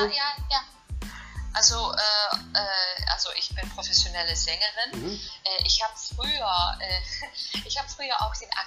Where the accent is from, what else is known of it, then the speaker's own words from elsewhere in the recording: Italy; German is a second language; Und äh, mit Hände und Füße als Italienerin habe ich mich einfach das Deutsch äh, beigebracht.